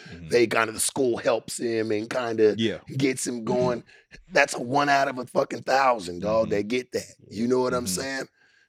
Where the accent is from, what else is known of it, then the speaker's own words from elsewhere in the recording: Las Vegas, Nevada, United States; moved away as an adult; also born or lived in Detroit / San Diego; now in Los Angeles, United States; I grew up in Vegas too.